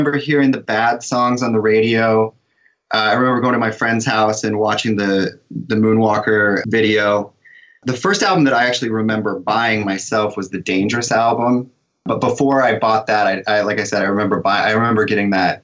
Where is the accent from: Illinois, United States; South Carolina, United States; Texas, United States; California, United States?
California, United States; moved away; I grew up in California